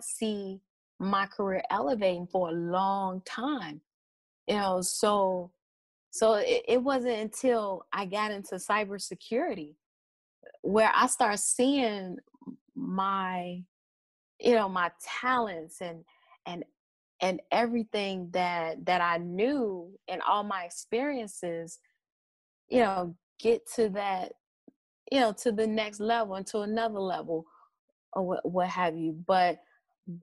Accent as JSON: {"language": "English", "town": "Chicago", "region": "Illinois", "country": "United States", "said": "I'm from Chicago"}